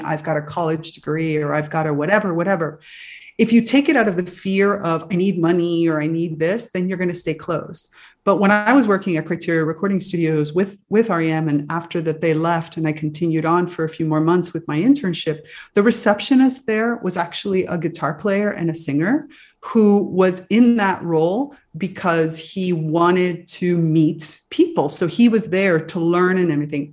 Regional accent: Miami, Florida, United States; growing up in Miami, you're sort of surrounded a little bit by the magic world.

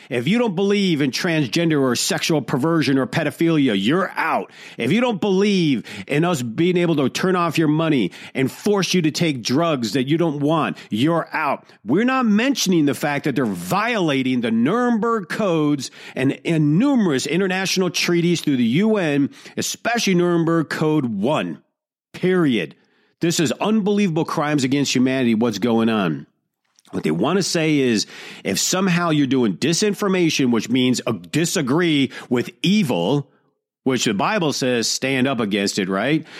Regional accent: Detroit, Michigan, United States; growing up in Detroit

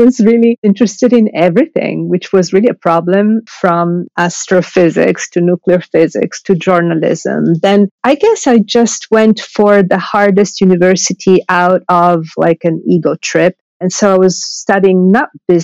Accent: Milan, Lombardy, Italy; also born or lived in Sardinia; now in New York, United States; I was brought up in Milan

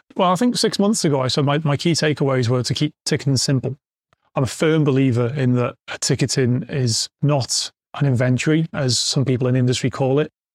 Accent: Wrexham, Wales, United Kingdom; I'm a Wrexham fan, Wrexham born and bred, working at my hometown club's a, a dream

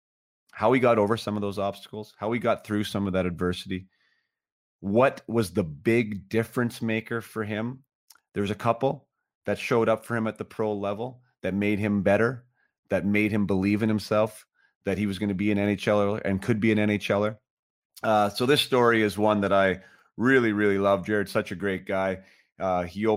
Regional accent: Vernon, British Columbia, Canada; my hometown, and that hometown is Vernon, British Columbia

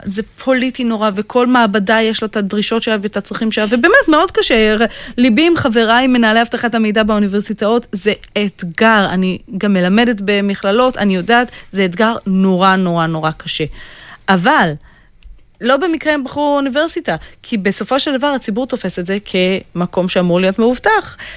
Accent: Israel

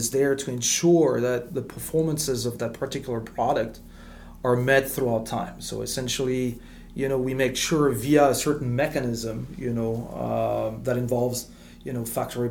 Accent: France; English is a second language; moved away as an adult; also born or lived in Middle East; now in United States; I grew up in France

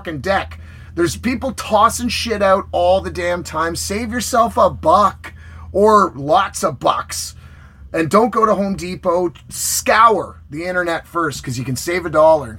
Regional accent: Canada; I'm Canadian

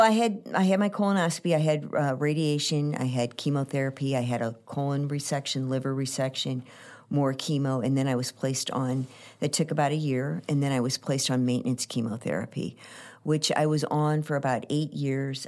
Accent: St. Louis, Missouri, United States; I was born here in Saint Louis, and, uh, my mom and dad were both from Saint Louis

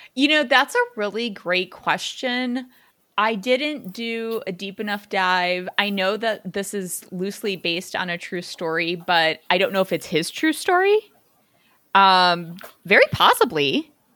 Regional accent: Chicago suburbs, Illinois, United States; I grew up in the Chica, Chicago suburbs

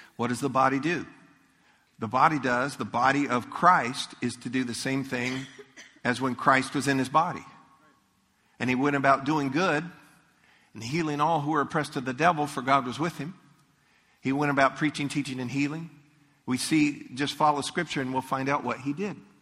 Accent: Leesburg, Florida, United States; I grew up in Leesburg.

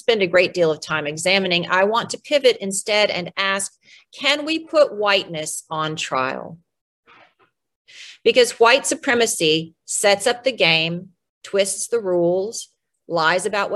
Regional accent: United States; We in the United States

